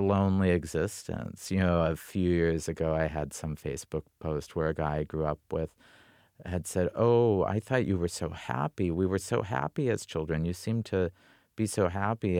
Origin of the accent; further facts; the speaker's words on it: North Dakota, United States; moved away; I grew up with the Badlands as my backbone and the Missouri River as the main artery of my life